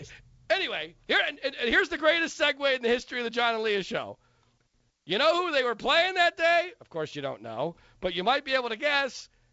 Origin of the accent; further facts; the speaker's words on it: Philadelphia, Pennsylvania, United States; I used to go to Temple football games when I was a kid growing up in Philadelphia.